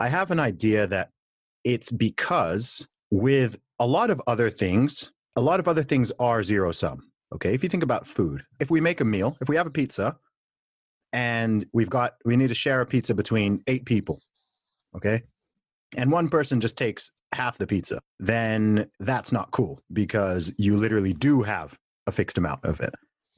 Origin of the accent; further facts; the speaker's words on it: Saudi Arabia; I'm a Christian. I always have been. I grew up in Saudi Arabia, surrounded by Muslims.